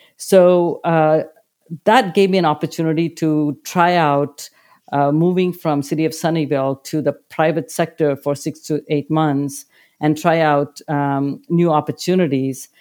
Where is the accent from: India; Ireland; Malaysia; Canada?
India; moved away; Growing up in India, I led a very privileged life